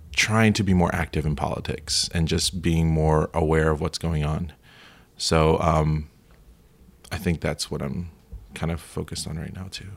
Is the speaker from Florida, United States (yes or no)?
yes; Florida, United States; I went to school uh, in at the University of Florida, and I'm from Florida